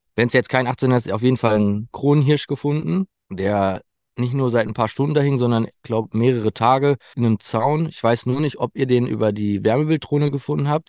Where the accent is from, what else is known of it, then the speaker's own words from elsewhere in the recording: Sauerland, near Winterberg, North Rhine-Westphalia, Germany; ich komme aus dem Sauerland, Nähe Winterberg.